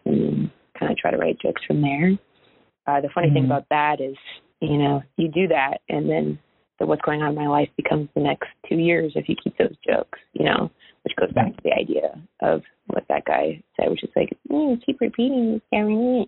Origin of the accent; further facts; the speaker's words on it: Oakwood, Ohio, United States; moved away; I grew up in Oakwood